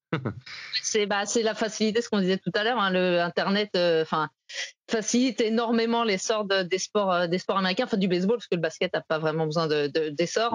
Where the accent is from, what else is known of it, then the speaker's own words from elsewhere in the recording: Saint-Étienne, Auvergne-Rhône-Alpes, France; j'ai grandi à Saint-Etienne